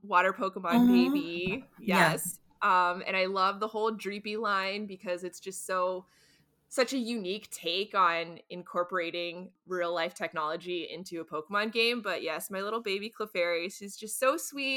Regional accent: North Carolina, United States; I grew up in North Carolina near the Appalachian Mountains

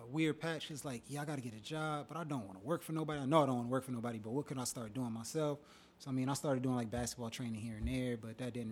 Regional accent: Old Bridge, New Jersey, United States; moved away as an adult; also born or lived in Miami, Florida; born and raised in Jersey. Went to FIU for school. Old Bridge.

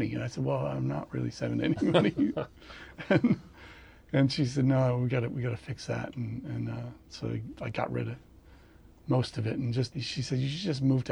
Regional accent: Greenwich, Connecticut, United States; I grew up in Greenwich, Connecticut

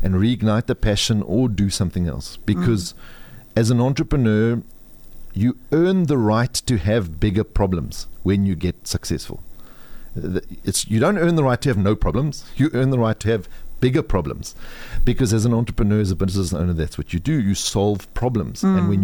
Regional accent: South Africa; But I am proudly South African

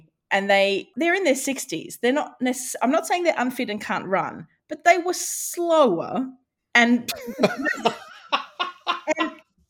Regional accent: Australia; Highfalutin literary wordsmithing to my, I'm Australian.

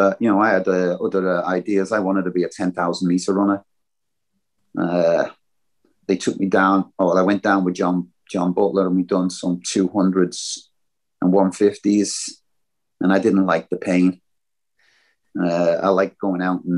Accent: Liverpool, North West England, United Kingdom; I'm from Liverpool

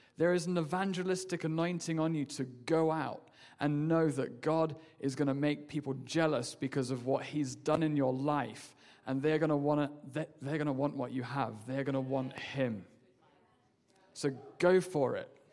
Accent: England, United Kingdom; moved away as an adult; I'm from England.

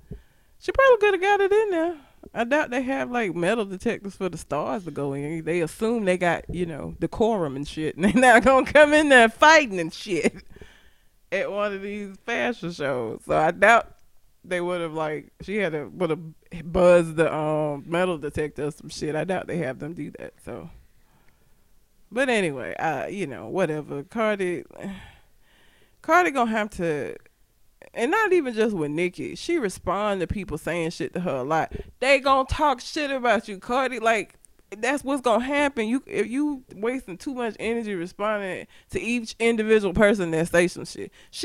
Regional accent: Talladega, Alabama, United States; Meanwhile, I tell people I'm from Talladega, and the only thing they know is Ricky Bobby, shake and bake.

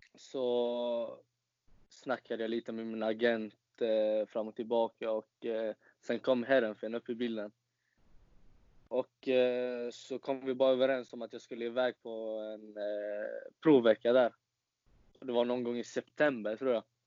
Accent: Falkenberg, Halland County, Sweden; also born or lived in Varberg; föddes i Varberg faktiskt. Men har alltid bott i Falkenberg hela livet

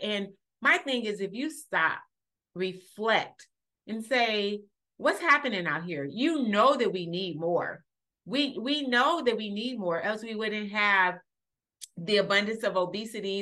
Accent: Los Angeles, California, United States; moved away as an adult; also born or lived in Illinois; I grew up in Los Angeles, California

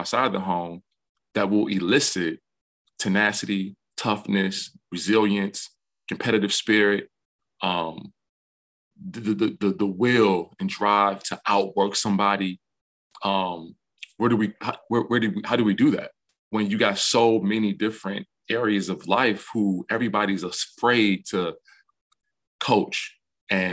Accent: Detroit, Michigan, United States; moved away as an adult; now in Ann Arbor, United States; growing up in Detroit

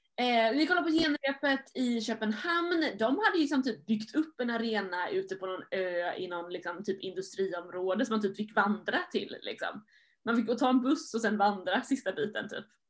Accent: Sweden; jag var svensk

